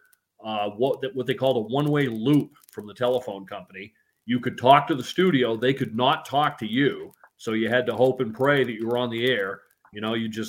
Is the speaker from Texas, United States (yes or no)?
no; Northern New Hampshire, United States; moved away as an adult; now in Geneva, United States; I grew up in New England. I'm from Northern New Hampshire